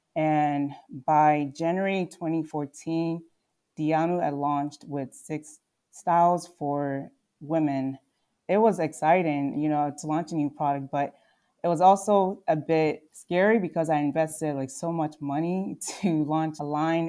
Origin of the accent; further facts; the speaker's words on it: Telford, Pennsylvania, United States; also born or lived in Nigeria / Philadelphia / Oklahoma; I was born in Nigeria, and my family moved to the U S when I was six years old. And we moved to Philadelphia, and later on, we moved outside the city to the suburbs.